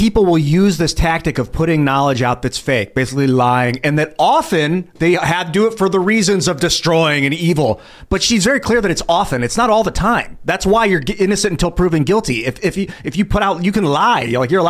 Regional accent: United States; I grew up in the United States just fine.

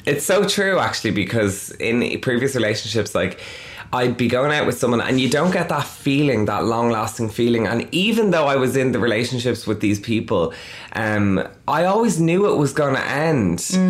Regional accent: Dublin, Leinster, Ireland; I'm from Dublin, which is the capital of Ireland

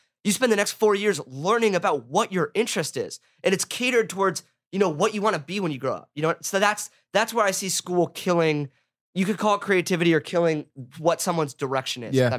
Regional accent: Laguna Beach, California, United States; I went to Laguna Beach High School. I grew up in Laguna

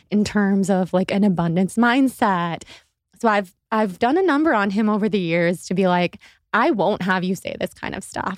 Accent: Sacramento, California, United States; we're both from Sacramento

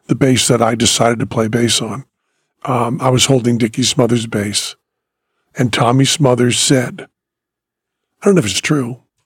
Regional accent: Greenfield, Massachusetts, United States; now in Las Vegas, United States; when I was growing up in Greenfield, Massachusetts

